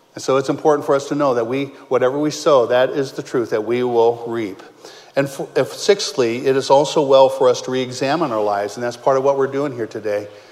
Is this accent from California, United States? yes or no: yes; Modesto, California, United States; moved away as an adult; also born or lived in Ohio; I was born and raised in Modesto